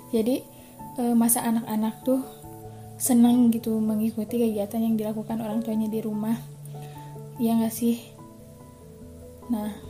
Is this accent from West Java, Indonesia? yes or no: yes; Bandung, West Java, Indonesia; born there; Saya lahir di Bandung. Saya sedang menempuh kuliah di Universitas Islam Nusantara